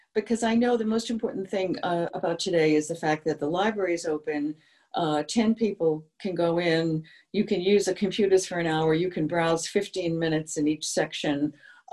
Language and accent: English; Easton, Massachusetts, United States; I'm a townie. I grew up here in Easton